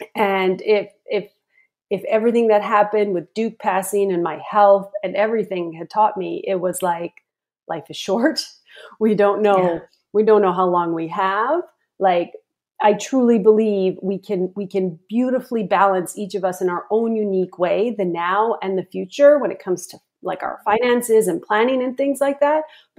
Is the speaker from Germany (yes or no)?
no; the Prairies, Canada; moved away as an adult; also born or lived in Rocky Mountains, Alberta; now in Vancouver Island, Canada; up until then I'd lived in the prairies, think lots of snow and cold in the winter, lots of extremes.